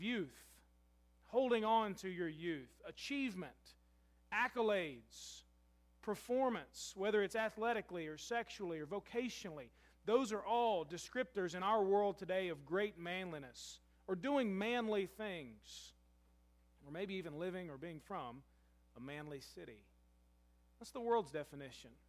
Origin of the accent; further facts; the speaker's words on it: Louisville, Kentucky, United States; now in Murray, United States; I'm from Louisville.